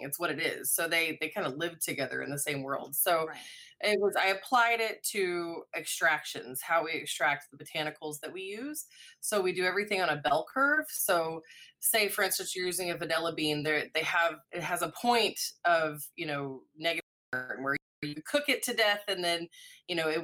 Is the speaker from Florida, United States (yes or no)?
no; Springfield, Missouri, United States; moved away as an adult; also born or lived in Telluride, Colorado / New Orleans, Louisiana / Northwest Arkansas; now in Arkansas, United States; I was born in Springfield, Missouri, so not far from here